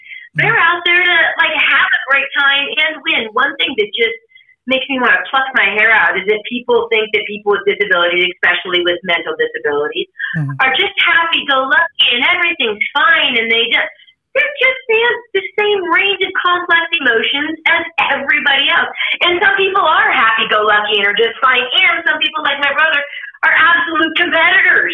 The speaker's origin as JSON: {"language": "English", "town": "Sacramento", "region": "California", "country": "United States", "tie": "born or raised there", "moved": "as an adult", "lives_now": "Lake Tahoe area, United States", "said": "I'm in the Tahoe area right now, but I grew up in Sacramento, and my mom and brother are still there"}